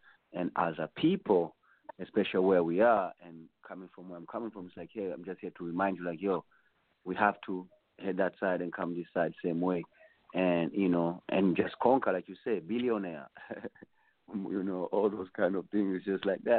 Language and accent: English; Tanzania; Not like I'm just from Tanzania in L.A. or in Chicago or in Atlanta.